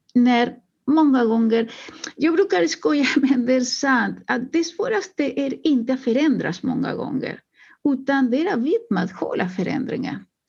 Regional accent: Uruguay; now in Sweden; Jag kommer eh, ursprungligen från Uruguay

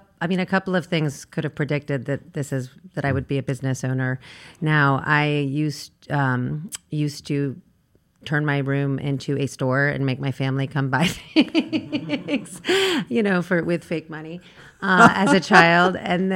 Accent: Virginia, United States; I'm from Virginia. It's a small college town.

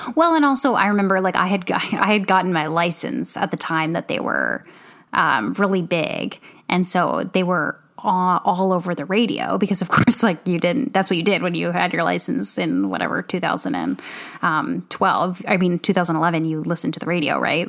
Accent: Canada; moved away; we're Canadian. We, you know, we're living, we were living, I mean, I was living in Canada the majority of the time

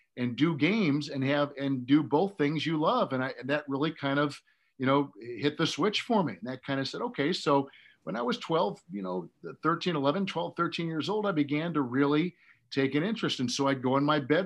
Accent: Green Bay, Wisconsin, United States; I wanted to be an airline pilot when I was growing up in Green Bay, Wisconsin

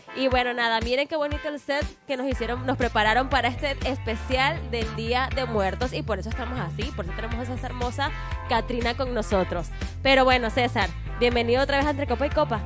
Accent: Venezuela; now in Mexico; en mi país, pues es música llanera o gaita, que es en Maracaibo

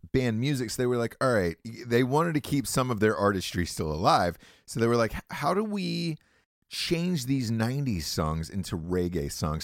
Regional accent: Atlanta, Georgia, United States; moved away; I'm from Atlanta, Georgia originally

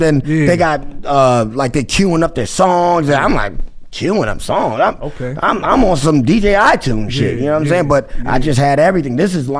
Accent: New Rochelle, New York, United States; Born and raised in New Rochelle.

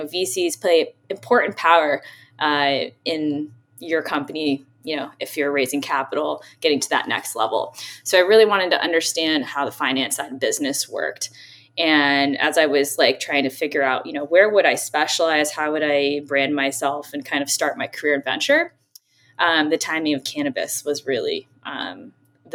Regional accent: San Francisco, California, United States; I grew up in San Francisco, which is a wonderful, magical, unique, eclectic

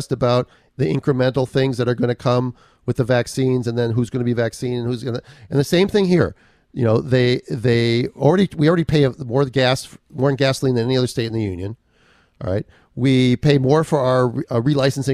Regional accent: Minneapolis, Minnesota, United States; now in California, United States; I grew up in Minneapolis. And when I first moved to California, it was 1982

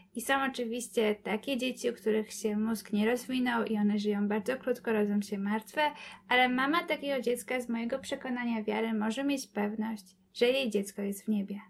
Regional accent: Kobyłka, Masovian Voivodeship, Poland; jestem z Kobyłki

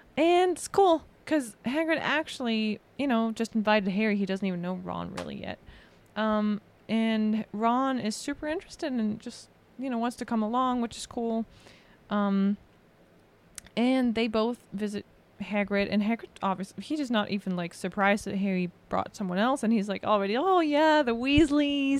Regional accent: Germany; moved away; from Germany.

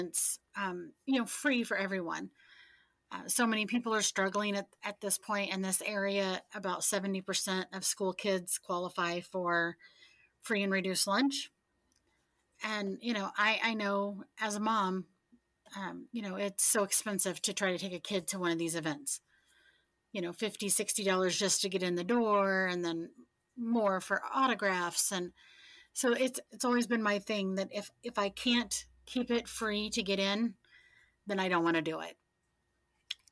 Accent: Central Illinois, United States; I am from Central Illinois, been here all my life.

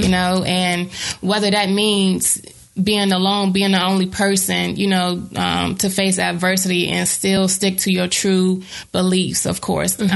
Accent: Bertie County, North Carolina, United States; moved away as an adult; I grew up in a black neighborhood, of course. I'm from Bertie County, 252

